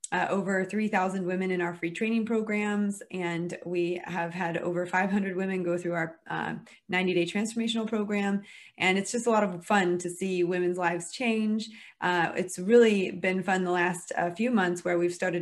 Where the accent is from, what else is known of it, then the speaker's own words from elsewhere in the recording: United States; moved away as an adult; now in United Kingdom; I am American, although I operate my business in the UK because I'm married to a Brit